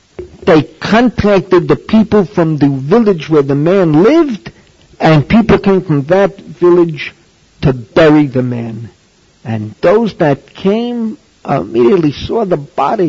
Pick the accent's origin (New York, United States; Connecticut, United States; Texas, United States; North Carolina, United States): New York, United States; New York City; moved away; when I was growing up in the Bronx